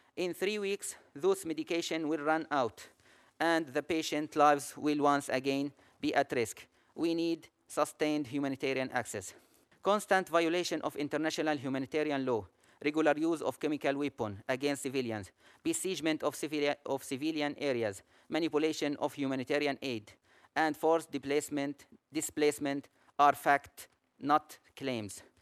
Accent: Aleppo, Aleppo Governorate, Syria; I'm an ophthalmologist from Aleppo

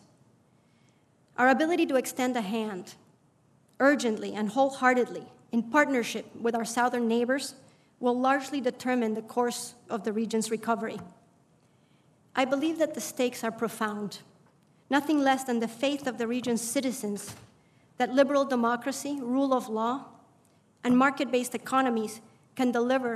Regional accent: Bolivia; now in United States; growing up in Bolivia

